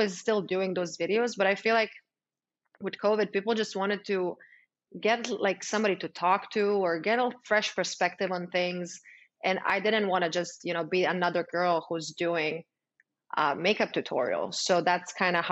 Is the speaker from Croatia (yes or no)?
yes; Croatia; moved away as an adult; also born or lived in New York, United States; now in Miami, United States; originally I'm from Croatia. Yeah, I'm from Croatia, born and raised. I moved to the States when I was 22